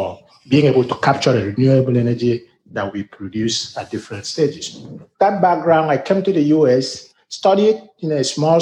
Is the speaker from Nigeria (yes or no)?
yes; Nigeria; moved away as an adult; also born or lived in Africa; now in United States; As you can see from my accent, I'm a Nigerian-born American.